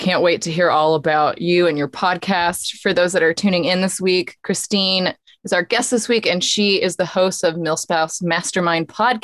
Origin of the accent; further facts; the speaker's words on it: San Antonio, Texas, United States; I'm from San Antonio